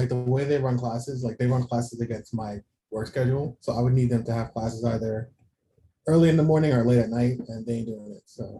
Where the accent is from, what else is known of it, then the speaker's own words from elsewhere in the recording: New York City, New York, United States; Obviously, we're from Queens.